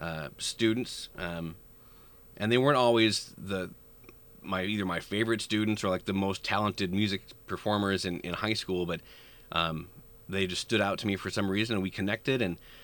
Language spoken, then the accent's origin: English; Bellevue, Nebraska, United States; I mentioned that I grew up in Bellevue, Nebraska